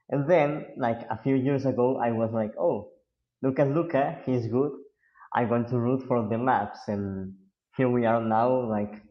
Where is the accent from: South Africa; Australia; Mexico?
Mexico; I'm not I'm not from the from the U.S. I'm from Mexico.